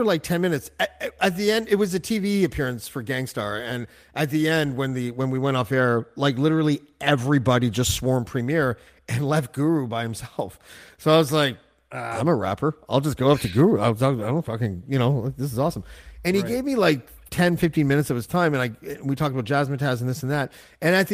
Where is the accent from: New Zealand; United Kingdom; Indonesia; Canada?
Canada; being a Canadian